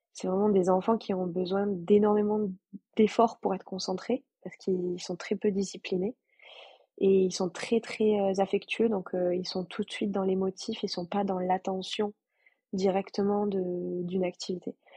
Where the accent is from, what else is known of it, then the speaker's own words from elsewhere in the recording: Toulouse, Occitania, France; je suis française, toulousaine